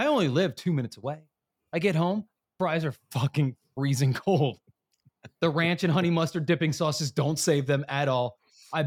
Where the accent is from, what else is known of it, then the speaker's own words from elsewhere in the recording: New Jersey, United States; I am from South Jersey. I'm right outside of Philadelphia